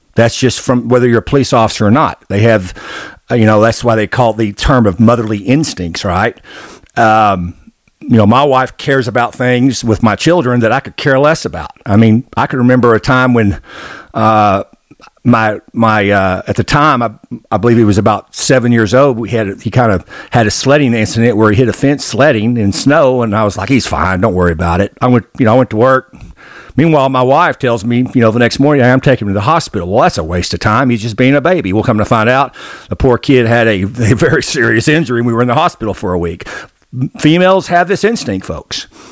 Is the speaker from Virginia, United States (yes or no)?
no; Arkansas, United States; I grew up in Arkansas